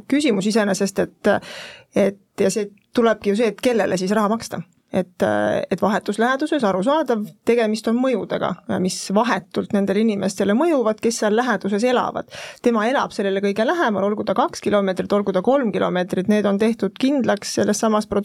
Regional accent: Pärnu, Pärnu County, Estonia; ma olen ise Pärnust pärit, väga hea rääkida sellel teemal kaasa

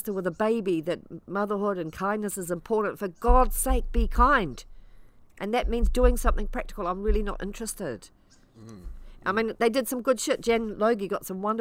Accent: Ireland; also born or lived in Coromandel, New Zealand; now in New Zealand; being Irish

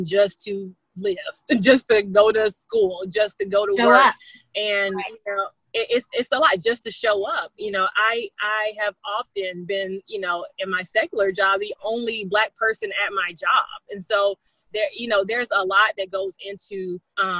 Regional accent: the South, United States; I'm from the South. We're from the South

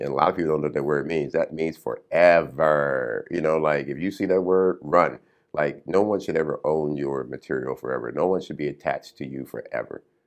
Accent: Compton, California, United States; growing up in Compton

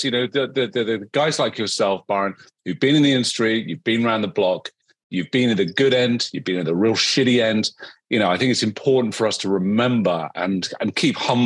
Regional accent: United Kingdom; I am a Brit

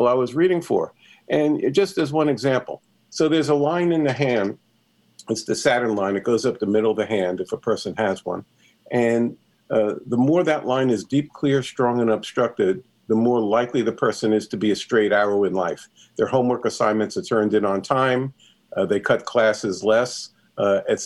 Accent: New York City, New York, United States; I grew up in New York City

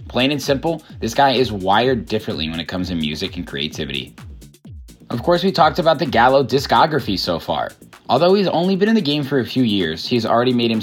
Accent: Indiana, United States; now in Chicago, United States; I grew up in Indiana

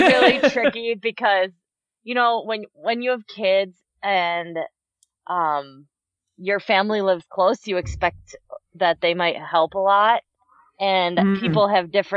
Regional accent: Madison, Wisconsin, United States; I grew up in Madison, Wisconsin here

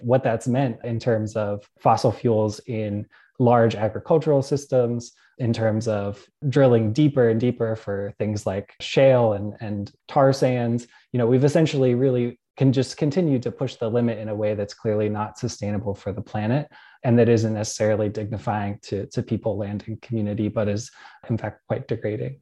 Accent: Pittsburgh, Pennsylvania, United States; moved away; I grew up around Pittsburgh, Pennsylvania

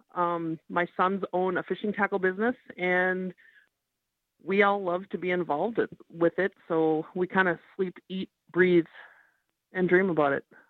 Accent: Minneapolis, Minnesota, United States; I grew up in Minneapolis

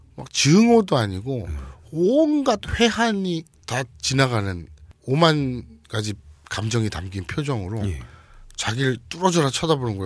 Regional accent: South Korea; 한국에서 왔습니다

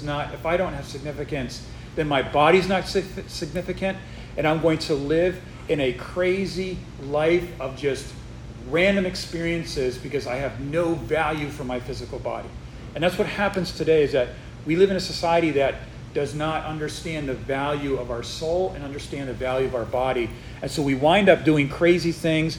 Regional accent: Northeast, United States; now in Texas, United States; I'm not from Texas, and so we moved here not, you know, kind of recently, and I'm from the Northeast where nobody says sir

